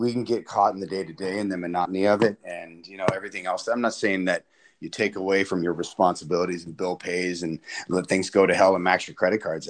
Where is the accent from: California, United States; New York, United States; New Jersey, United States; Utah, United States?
California, United States; Salinas; also born or lived in Pomona, California / Fresno, California; So I was born in Pomona, California. And then when I was 7 years old, my parents got divorced and we moved to Salinas. And I've been up here ever since.